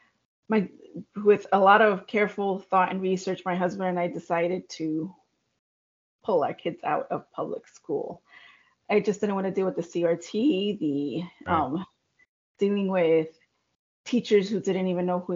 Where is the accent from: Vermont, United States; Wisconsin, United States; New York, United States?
New York, United States; not New York City, United States; also born or lived in Long Island; I am from New York, not New York City